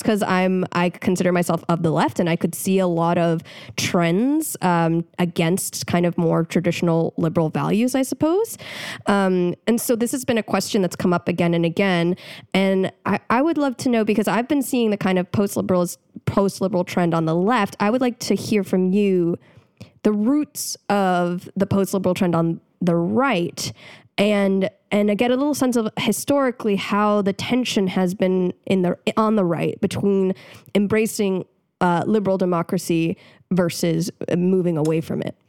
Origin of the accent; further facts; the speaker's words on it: United States; also born or lived in Chile; as an American